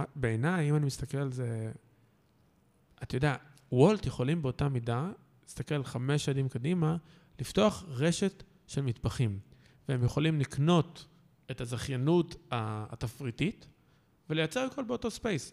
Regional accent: Kfar Saba, Central District, Israel; כפר סבא, אני כאילו מכפר סבא במקור

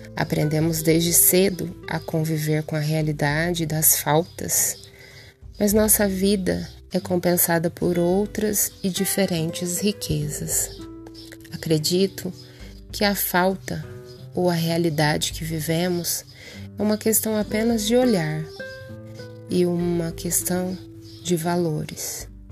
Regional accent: Altair, São Paulo, Brazil; minha querida e amada cidade, Altair, onde nasci, cresci e vivo.

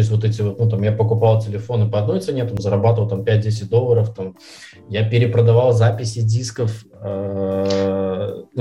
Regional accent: Minsk, Belarus; я из Минска, э, да, то есть у меня мама с Украины … mm-hmm. с которым мне здесь в Минске было в школьное время непросто

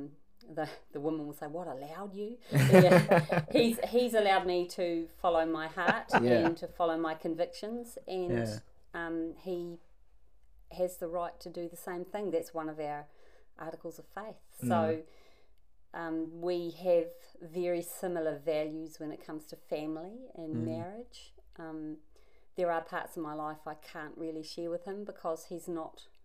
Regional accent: Invercargill, Southland, New Zealand; moved away as an adult; also born or lived in Nelson, New Zealand; now in Perth, Australia; I'm from New Zealand. So I was born in Invercargill and then married there. And then we moved from Invercargill to Nelson, where we lived most of our lives.

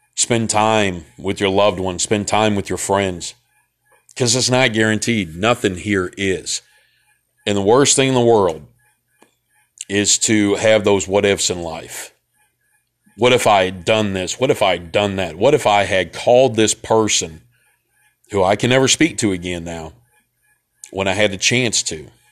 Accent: Memphis, Tennessee, United States; I was from Memphis

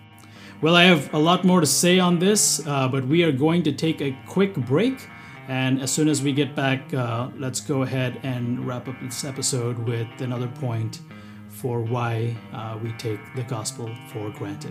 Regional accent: Bahrain; also born or lived in South India, India; You know, as a person of Indian origin, I was born and raised in the Middle East. Now, thankfully, both Bahrain, the country that I was born in, and South India, where I lived, there was not a lot of persecution.

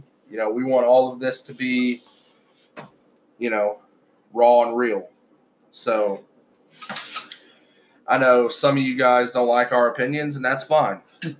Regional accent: Ohio, United States; since we're from Ohio

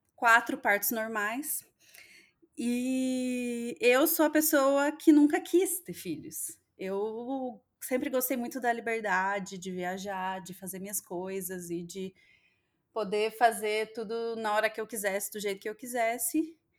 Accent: interior of Minas Gerais, Brazil; also born or lived in São Paulo; now in Londrina, Brazil; a minha cidade lá no interior de Minas, uma cidade pequena

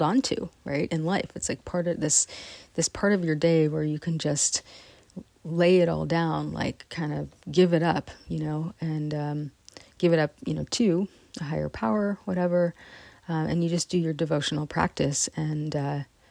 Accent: West Marin, California, United States; also born or lived in San Rafael, California; I'm from West Marin

